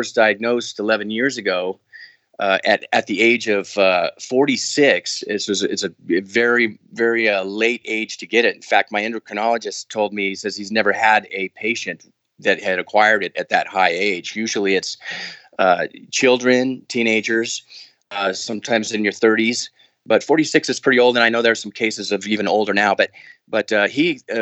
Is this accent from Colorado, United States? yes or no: yes; Denver, Colorado, United States; I grew up in Denver, Colorado area